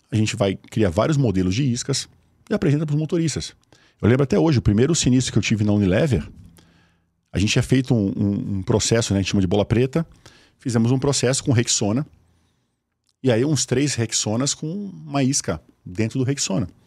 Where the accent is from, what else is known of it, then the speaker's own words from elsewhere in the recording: Osasco, São Paulo, Brazil; eu sou de Osasco